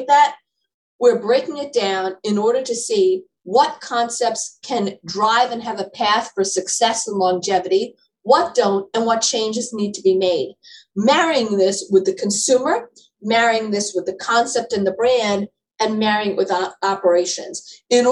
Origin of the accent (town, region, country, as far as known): New York City, New York, United States; born or raised there